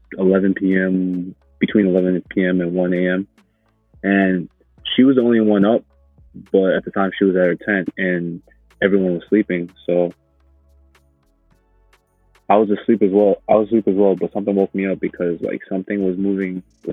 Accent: Uganda; moved away; ever since we came from Uganda

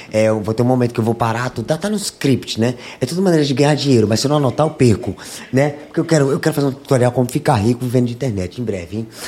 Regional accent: Pernambuco, Brazil; also born or lived in São Paulo; Nasci em São Paulo, me criei em Pernambuco, né, com a minha tia

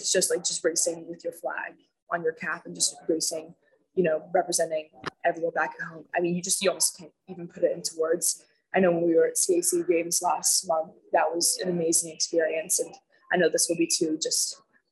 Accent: Bermuda; I went to school there

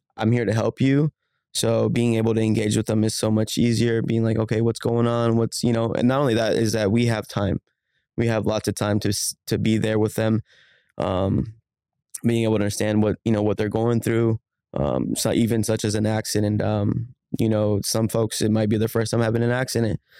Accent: Phoenix, Arizona, United States; I grew up in Phoenix. I grew up in South Phoenix. Um, I'm born and raised in the valley, um, never moved

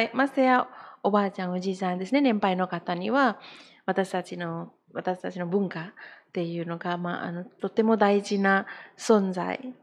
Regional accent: Bali, Indonesia; Japanese is a second language; moved away as an adult; also born or lived in Banyuwangi, East Java, Indonesia; now in Japan; で、私、まあ、学校ではバリで学校して、大学もバリで

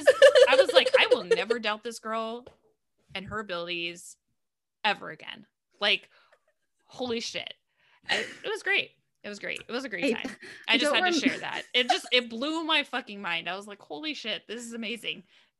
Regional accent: Southern California, United States; we grew up in Southern California, right? So we're pretty used to like Spanish speaking and we know certain words here and there, right?

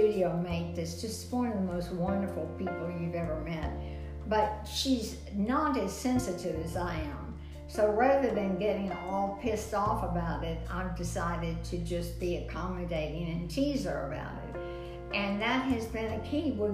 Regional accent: Texas, United States; accent: Texas; moved away as an adult; also born or lived in South Bend, Indiana; a Texas accent

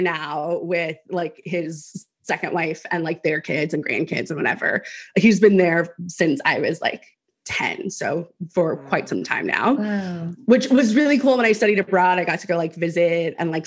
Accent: Houston, Texas, United States; now in Austin, United States; I'm originally from Houston, but I have not lived in Texas in quite some time. And we moved here to Austin almost a year ago.

